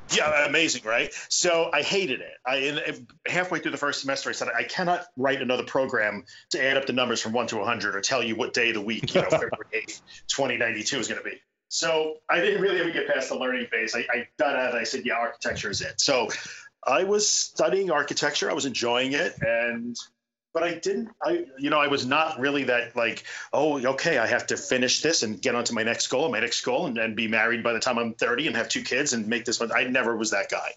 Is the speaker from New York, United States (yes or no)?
yes; Long Island, New York, United States; also born or lived in Brooklyn / Buffalo; I am a New Yorker. I was born in Brooklyn and I grew up on Long Island, and I've been here most of my life